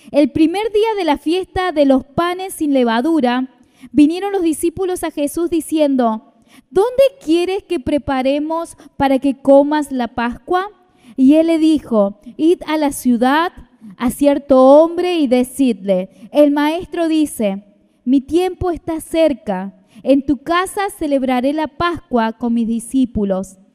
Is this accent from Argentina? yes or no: yes; Argentina; nosotros tenemos que clamar por nuestra Argentina, tenemos que interceder